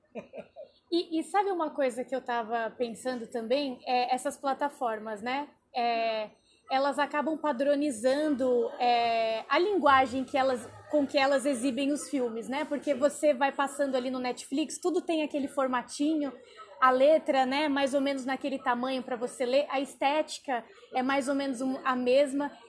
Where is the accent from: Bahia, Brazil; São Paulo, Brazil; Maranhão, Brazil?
São Paulo, Brazil; Embu das Artes; eu sou de Imbu das Artes